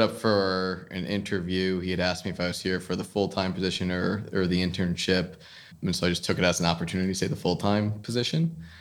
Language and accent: English; New Jersey, United States; also born or lived in Bronx, New York; I grew up in New Jersey, went to school in the Bronx in New York at Fordham